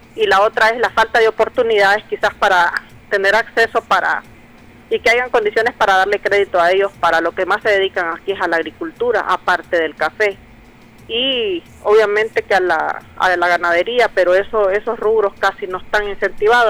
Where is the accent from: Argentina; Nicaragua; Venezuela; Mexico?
Nicaragua; todos nosotros como nicaragüenses ansiamos